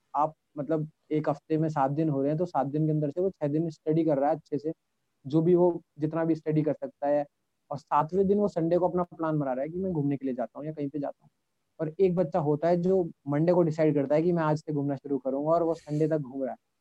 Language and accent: Hindi; Rajasthan, India; मैं राजस्थान से हूँ